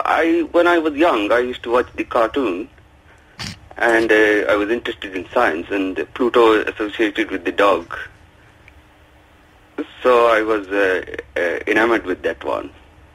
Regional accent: Kerala, India; English is a second language; I'm hailing from the Kerala.

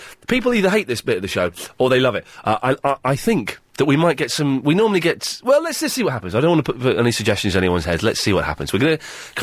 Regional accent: Slough, South East England, United Kingdom; I grew up in Slough

